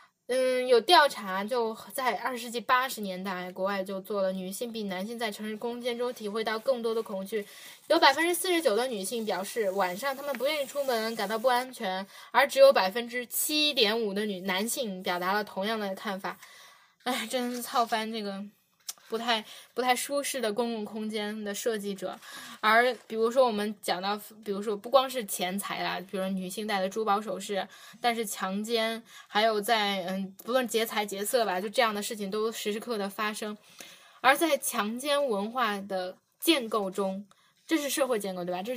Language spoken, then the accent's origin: Chinese; China; born there; 因为我们生在中国，活在中国。